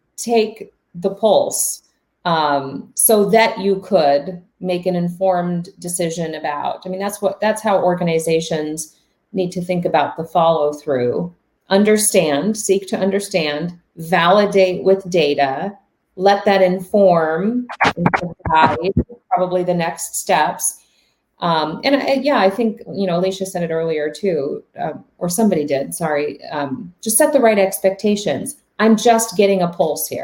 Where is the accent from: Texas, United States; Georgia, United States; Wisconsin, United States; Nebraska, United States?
Wisconsin, United States; Milwaukee; I was born in Milwaukee